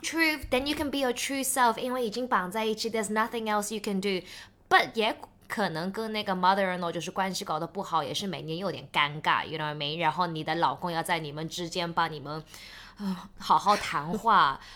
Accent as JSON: {"language": "Chinese", "country": "China", "said": "我们是中国人"}